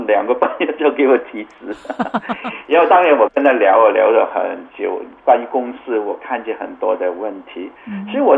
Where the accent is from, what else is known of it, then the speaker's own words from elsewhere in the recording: Canada; 我从加拿大过来，他知道我是加拿大人啊，我是从加拿大过来，我是在这里做宣教的